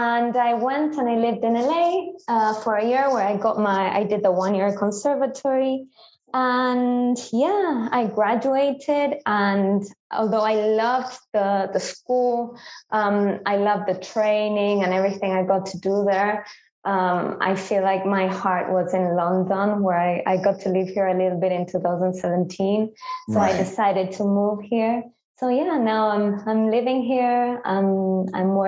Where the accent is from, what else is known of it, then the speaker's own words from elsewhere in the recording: Buenos Aires, Argentina; moved away as an adult; now in England, United Kingdom; I am from Argentina. I was born in Buenos Aires.